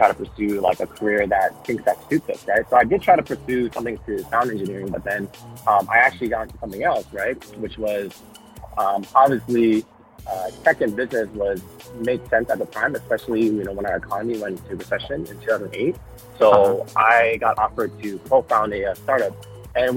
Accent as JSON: {"language": "English", "town": "Fremont", "region": "California", "country": "United States", "tie": "born or raised there", "also_born_or_lived": "San Jose / Oakland", "lives_now": "San Mateo, United States", "said": "I was born and raised in Fremont, Union City area."}